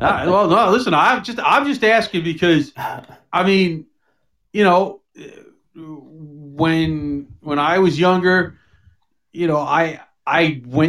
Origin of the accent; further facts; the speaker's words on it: New York, United States; moved away; I grew up in New York, and you never get used to it. I'm telling you now. I mean, of course, you know, you're in your early 20s, and I'm 56